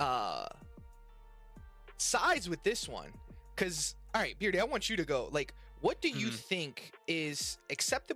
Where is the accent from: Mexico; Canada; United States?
Mexico; moved away; I come from Mexico